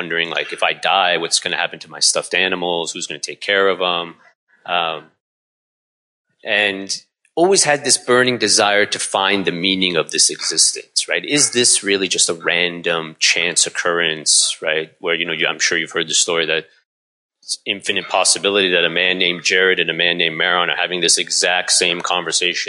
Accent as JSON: {"language": "English", "region": "Southern California", "country": "United States", "tie": "born or raised there", "also_born_or_lived": "Iran / Los Angeles", "said": "that was the house that I grew up in, you know, no religion, no real God"}